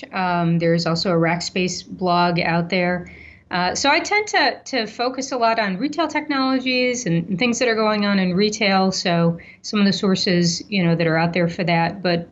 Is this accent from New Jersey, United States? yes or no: no; Ohio, United States; now in Iowa, United States; You know, I am a transplant from Ohio just 6 months ago, so I don't really have a dog in this fight.